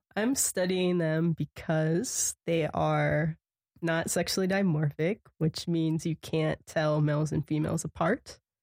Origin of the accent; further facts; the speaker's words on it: Punxsutawney, Pennsylvania, United States; moved away as an adult; now in Montana, United States; I'm originally from Pennsylvania. I grew up in Punxsutawney